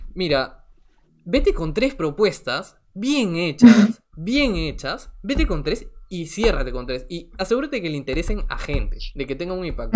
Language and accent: Spanish; Lima, Peru; yo soy de Lima, yo toda la vida he vivido en Lima, eh, salvo un periodo corto que estuve en el extranjero